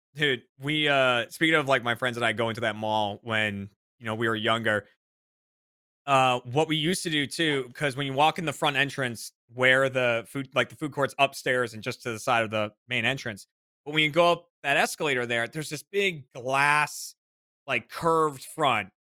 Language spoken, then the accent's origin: English; Burlington, Massachusetts, United States; The mall in uh in my hometown in Burlington, Mass